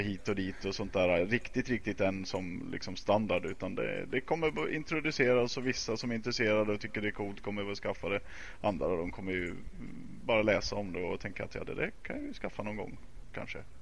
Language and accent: Swedish; Dalarna County, Sweden; accent: dalmål; now in Stockholm, Sweden; prata dalmål eftersom jag är från Dalarna